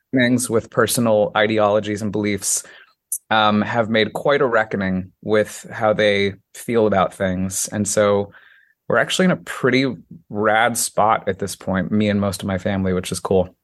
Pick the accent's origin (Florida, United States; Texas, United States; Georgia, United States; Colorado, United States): Colorado, United States; Colorado Springs; also born or lived in Washington Heights, New York / South Korea; now in New York, United States; Born and raised in Colorado Springs, Colorado, right in the foothills of the Rocky Mountains